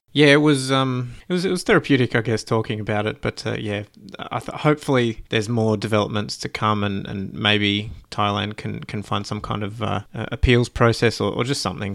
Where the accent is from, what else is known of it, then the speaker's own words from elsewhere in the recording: Australia; as an Australian